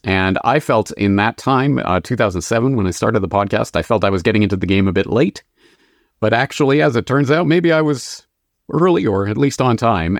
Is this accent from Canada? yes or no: yes; Canada; moved away as an adult; also born or lived in Dublin, Ireland; now in Japan; I am a Canadian, born and raised